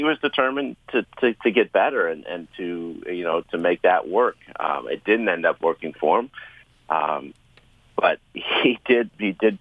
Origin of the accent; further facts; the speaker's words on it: Chicago, Illinois, United States; I grew up in Chicago, I grew up a Bulls fan